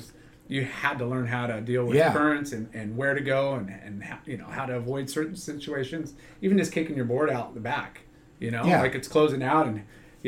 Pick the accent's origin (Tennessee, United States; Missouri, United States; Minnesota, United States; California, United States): California, United States; Huntington Beach; I grew up in Huntington